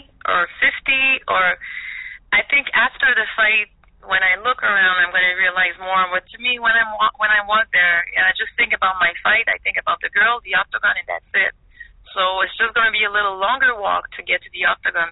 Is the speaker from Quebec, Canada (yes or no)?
yes; Montreal, Quebec, Canada; moved away as an adult; now in Florida, United States; I'm from Montreal